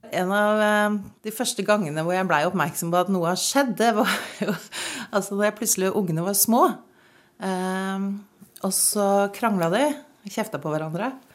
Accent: Malangen, Troms, Norway; accent: Northern Norwegian; also born or lived in Eastern Norway; now in Kongsvinger, Norway; jeg er født i Tromsø, jeg vokste opp i Malangen, jeg har to dialekter

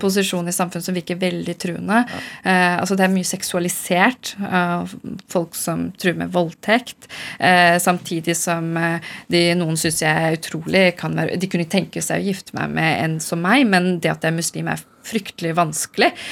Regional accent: Oslo, Norway; first language Urdu; jeg er født i Norge

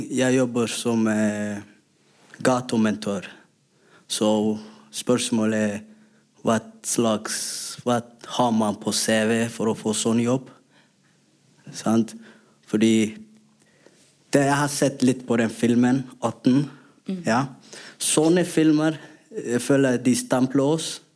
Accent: Somalia; Norwegian is a second language; now in Norway; Og tingen er, når vi kommer til Norge ikke, Jeg kommer fra Somalia, så jeg er ikke somalier her. Og jeg er ikke norsk.

